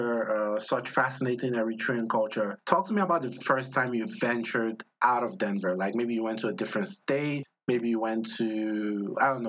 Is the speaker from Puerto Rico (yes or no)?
no; Nigeria; I'm Nigerian